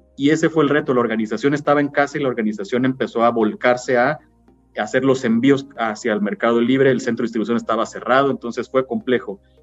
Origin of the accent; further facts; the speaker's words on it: Mexico; nosotros como clientes mexicanos